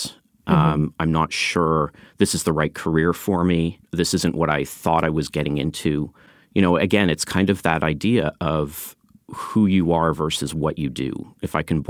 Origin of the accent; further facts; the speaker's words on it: Canada; No, I'm a Canadian. I've lived in Canada.